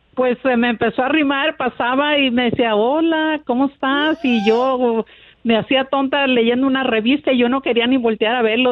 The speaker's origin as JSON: {"language": "Spanish", "town": "Escuinapa", "region": "Sinaloa", "country": "Mexico", "moved": "as an adult", "lives_now": "United States", "said": "yo soy de Sinaloa"}